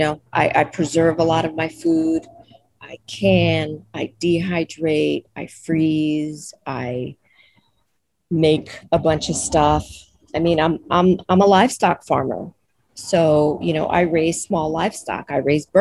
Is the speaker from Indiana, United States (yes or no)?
no; New York City, New York, United States; moved away as an adult; I grew up in New York City and I love New York City